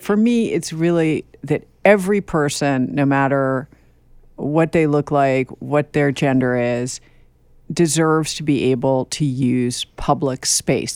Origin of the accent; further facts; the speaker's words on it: New York, United States; I grew up here too